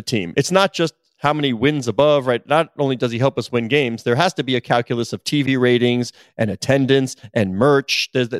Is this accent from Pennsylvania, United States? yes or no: no; New York, United States; growing up in New York